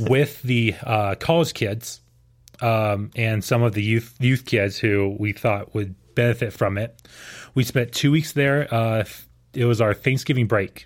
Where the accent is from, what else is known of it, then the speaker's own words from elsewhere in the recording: Houston, Texas, United States; growing up in Houston